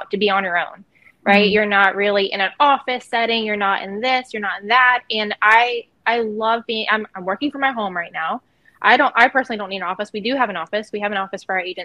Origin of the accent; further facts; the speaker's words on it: Myrtle Beach, South Carolina, United States; moved away as an adult; also born or lived in West Coast; I am here in Myrtle Beach, South Carolina. This is actually where I was born and raised